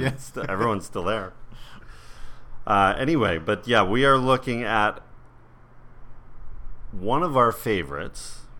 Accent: New York, United States; growing up in New York, I spent a lot of time with my grandmother.

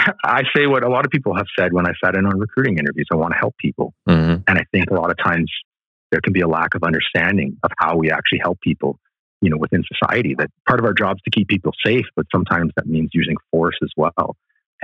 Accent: Delta, British Columbia, Canada; I grew up in Delta, British Columbia, a suburban neighborhood of Vancouver

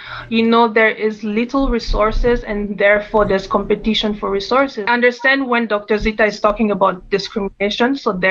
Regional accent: DR Congo; Yeah, so as you know, we're from Congo, and Congo was colonized by Belgium, meaning that my dad studied with the Belgian system, which is very different from the British system.

